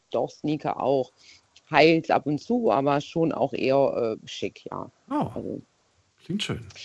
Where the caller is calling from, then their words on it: Baden-Württemberg, Germany; Stuttgarter Raum.